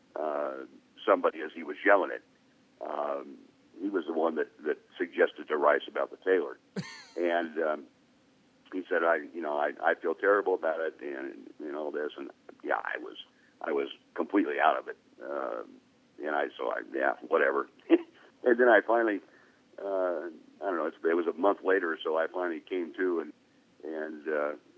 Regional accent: Fullerton, California, United States; I'm from Fullerton, which is right next to the city right next to Anaheim.

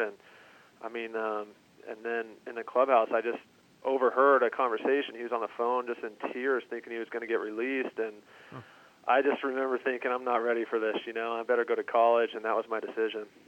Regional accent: Southern California, United States; moved away as an adult; how I was brought up in Southern California

